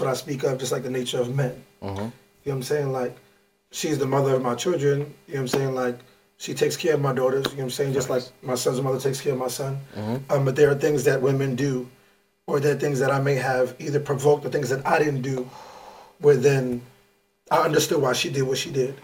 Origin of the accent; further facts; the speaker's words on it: New York, United States; I'm from New York